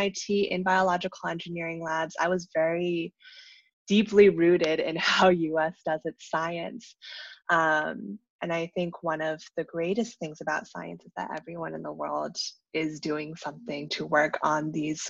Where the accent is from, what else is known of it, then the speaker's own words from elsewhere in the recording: Vernon, Virginia, United States; I came from Vernon, Virginia as my hometown